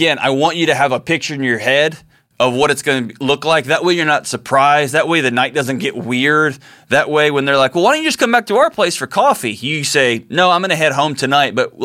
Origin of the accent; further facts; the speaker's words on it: Houston, Texas, United States; my hometown of Houston